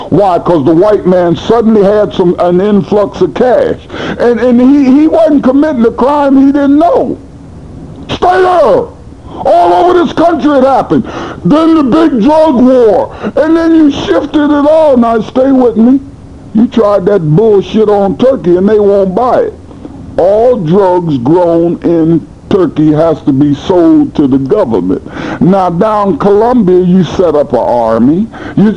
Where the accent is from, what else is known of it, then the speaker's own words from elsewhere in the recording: United States; I'm American